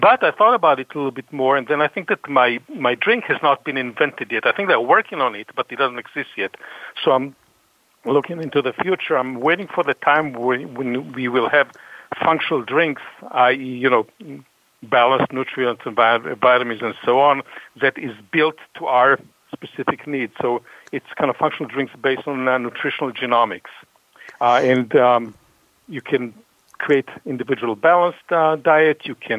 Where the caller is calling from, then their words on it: Natick, Massachusetts, United States; I'm calling from a suburb of Boston called Natick